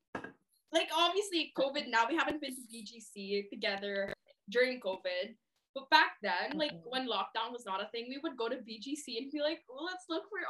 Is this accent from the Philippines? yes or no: yes; Philippines; I'm Filipino